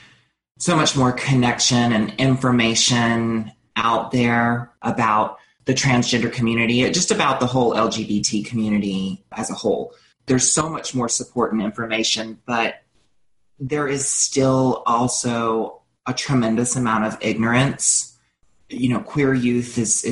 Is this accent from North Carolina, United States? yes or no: yes; North Carolina, United States; I was raised in North Carolina in the South